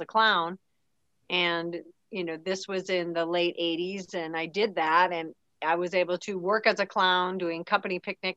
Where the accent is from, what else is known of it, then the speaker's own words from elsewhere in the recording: Maple Lake, Minnesota, United States; moved away as an adult; I moved back to Minnesota, back to my hometown, Maple Lake